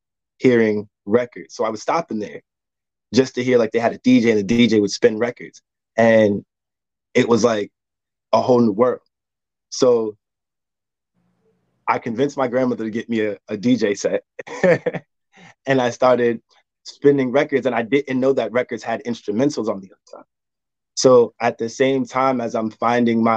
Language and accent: English; New Jersey, United States; now in North Carolina, United States; I'm originally from New Jersey. I currently live in North Carolina.